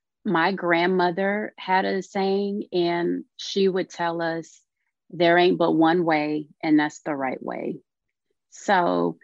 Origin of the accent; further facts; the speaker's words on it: Louisiana, United States; also born or lived in Texas; I'm a Southern girl. I grew up down south. My family is from Louisiana. So my early childhood was between Louisiana and parts of Texas